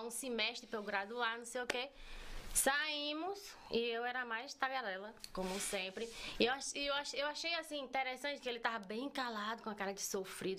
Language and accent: Portuguese; Bahia, Brazil; moved away as an adult; also born or lived in Entre Rios, Bahia; now in United States; Eu nasci eu nasci no distrito de Entre Rios, na Bahia